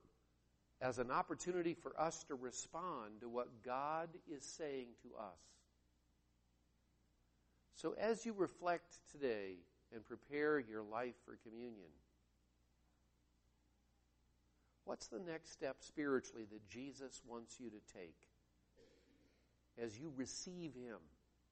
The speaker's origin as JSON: {"language": "English", "region": "Iowa", "country": "United States", "tie": "born or raised there", "moved": "yes", "said": "I grew up in Iowa, and I was surrounded by farmland"}